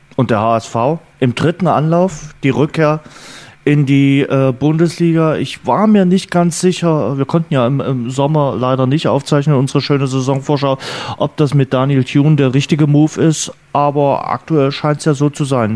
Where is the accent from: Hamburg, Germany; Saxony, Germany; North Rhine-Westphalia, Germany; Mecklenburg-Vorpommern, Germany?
Saxony, Germany; Dresden; als Dresdner